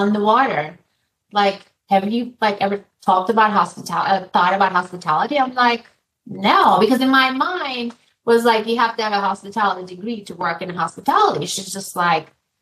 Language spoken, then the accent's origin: English; Turkey; moved away as an adult; now in United States; So I'm from Turkey, and after I graduated from college